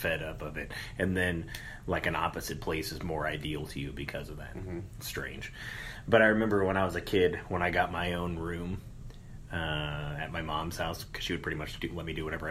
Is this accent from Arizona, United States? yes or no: yes; Tucson, Arizona, United States; moved away; I grew up actually in Tucson